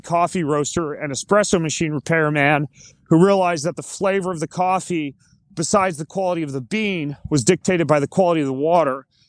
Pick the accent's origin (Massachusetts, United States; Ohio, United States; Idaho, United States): Idaho, United States; North; I grew up homeschooled in North Idaho